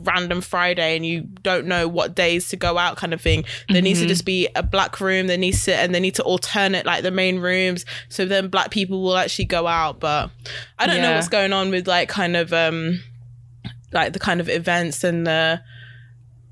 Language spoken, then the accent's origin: English; Wolverhampton, West Midlands, United Kingdom; me growing up in Wolves